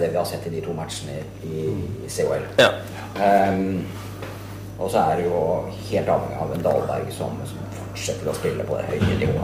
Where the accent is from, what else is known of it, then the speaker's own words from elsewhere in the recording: Asker, Akershus, Norway; vi er fra, fra Asker